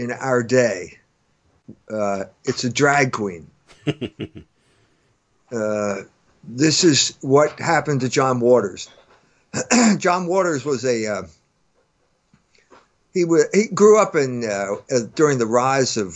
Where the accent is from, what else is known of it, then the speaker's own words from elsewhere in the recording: United States; I'm an American